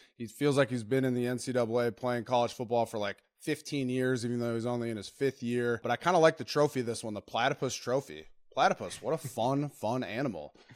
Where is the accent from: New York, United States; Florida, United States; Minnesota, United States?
Minnesota, United States; also born or lived in Wisconsin; I'm from Minnesota, went to Wisconsin.